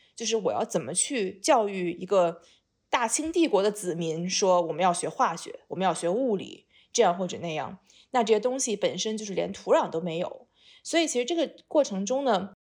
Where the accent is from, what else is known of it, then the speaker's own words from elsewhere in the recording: China; 我是一个堂堂正正的中国人